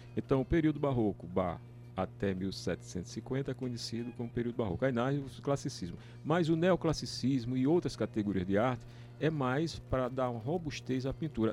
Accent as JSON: {"language": "Portuguese", "town": "Natal", "region": "Rio Grande do Norte", "country": "Brazil", "tie": "born or raised there", "also_born_or_lived": "Paraíba", "moved": "yes", "said": "Nasci em Natal"}